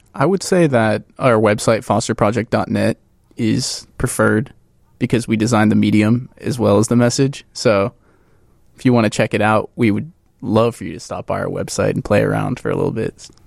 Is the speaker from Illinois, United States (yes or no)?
yes; Crystal Lake, Illinois, United States; moved away; I'm, uh, initially from Crystal Lake, Illinois, a northwest suburb